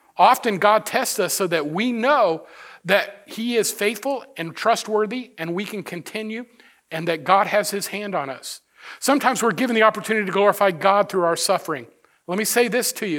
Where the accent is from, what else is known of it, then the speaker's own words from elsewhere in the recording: United States; I am grateful to have been born in this country of, of, of just amazing opportunity